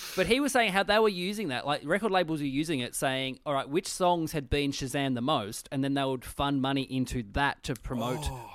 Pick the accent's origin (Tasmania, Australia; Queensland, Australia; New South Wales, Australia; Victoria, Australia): Tasmania, Australia; I grew up in Tassie. We didn't have E Street in Tassie.